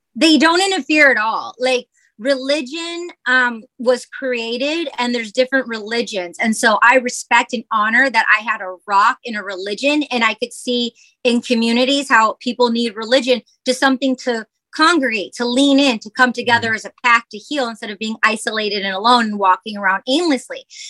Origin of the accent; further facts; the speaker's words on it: Michigan, United States; moved away; I grew up in Michigan